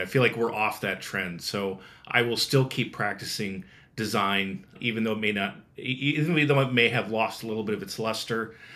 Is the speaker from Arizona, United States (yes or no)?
no; Nebraska, United States; grew up in the Midwest. I think it's always good to say that I'm from Nebraska